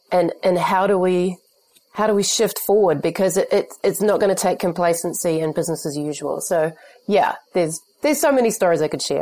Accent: New Zealand; But I think as well as a New Zealander, we're very connected to the rural community more than many other societies.

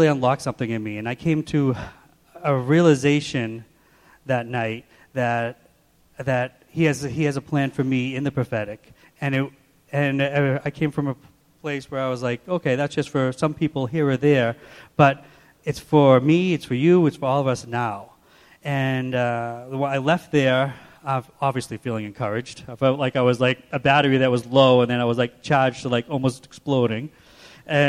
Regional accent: Watertown, Massachusetts, United States; also born or lived in Waltham, Massachusetts; I was born in Waltham and raised in Watertown

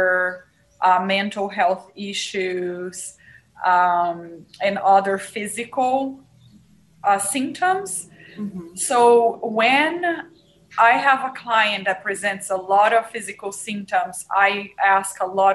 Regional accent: Brazil; English is a second language; moved away as an adult; now in Nevada, United States; I'm originally from Brazil. I first came to the United States when I was 20, so 20 plus years ago.

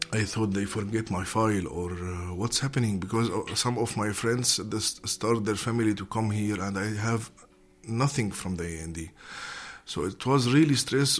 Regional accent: Syria; moved away as an adult; also born or lived in Damascus; now in Netherlands; I am from Syria. Uh, I'm Syrian uh, movie maker.

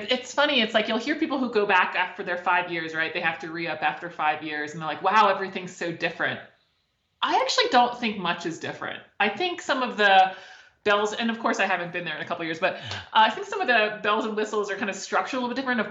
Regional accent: Maryland, United States; I'm from Maryland

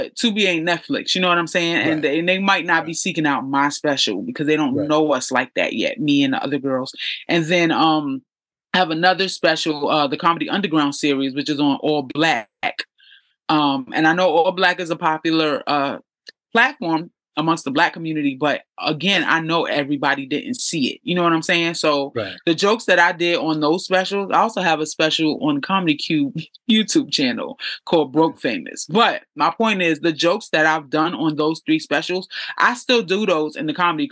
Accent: New York City, New York, United States; I grew up in the hood. I'm from East New York, Brooklyn

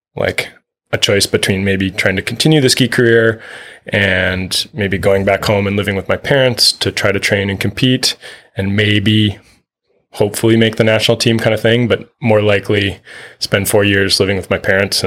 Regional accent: Minneapolis, Minnesota, United States; moved away as an adult; also born or lived in Vermont / British Columbia; I grew up in Minneapolis, Minnesota, and was a cross-country skier in high school and growing up.

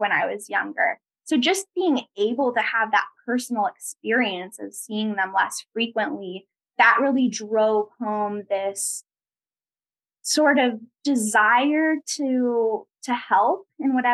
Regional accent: Sonoma County, California, United States; growing up in Sonoma County

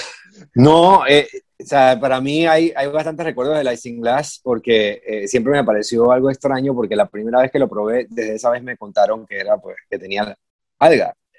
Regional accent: Panama; cuando tú creces y, y pasas tiempo en Panamá y siendo panameño

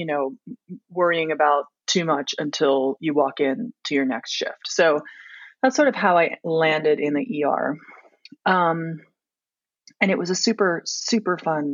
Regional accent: Washington, District of Columbia, United States; moved away as an adult; also born or lived in Aspen, Colorado; now in Colorado, United States; I grew up in Washington, D.C. and went to college and medical school there

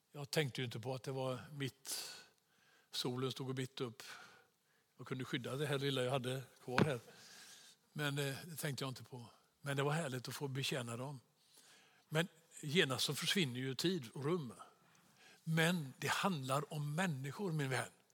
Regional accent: Sweden; som svensk

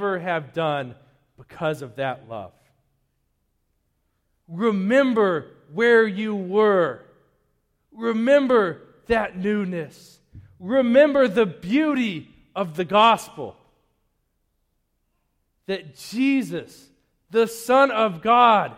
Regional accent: Denver, Colorado, United States; also born or lived in Eastern Plains, Colorado; now in Wakefield, United States; I grew up in Denver. Before I moved to that dusty cow town on the Eastern Plains, I was like 15 minutes from the mountains.

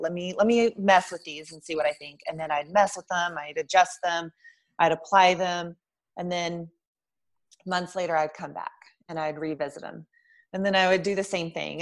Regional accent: Lubbock, Texas, United States; moved away as an adult; also born or lived in Albuquerque, New Mexico; I'm originally from Lubbock, Texas, which is about 200,000 people.

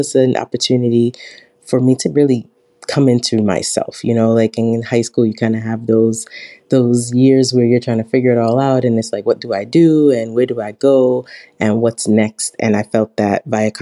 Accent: New York City, New York, United States; I'm originally from Brooklyn, New York

